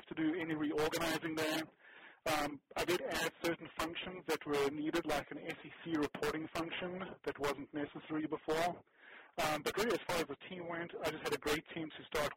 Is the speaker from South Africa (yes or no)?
yes; South Africa; now in United States; So South Africa is my origin. I was born and raised in South Africa, and then we moved to America in 85